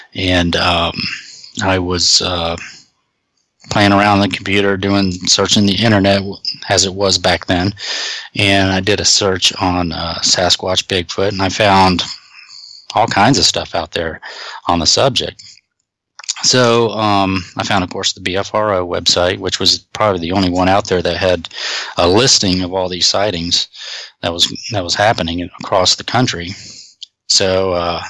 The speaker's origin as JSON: {"language": "English", "region": "North Florida", "country": "United States", "tie": "born or raised there", "also_born_or_lived": "Connecticut", "said": "My parents moved down from Connecticut when I was 2. So, Florida is pretty much all I know. So, when we grew up in Florida, not much to do where we lived. We were living in a little North Florida area"}